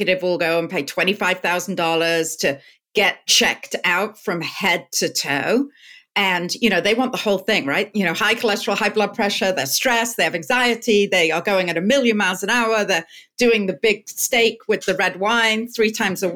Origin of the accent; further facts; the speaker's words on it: England, United Kingdom; moved away; I'm British